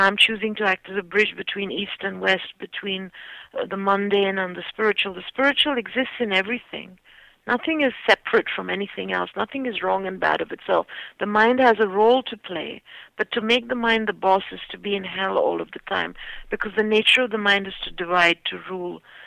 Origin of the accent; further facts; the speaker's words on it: India; moved away; I'm Indian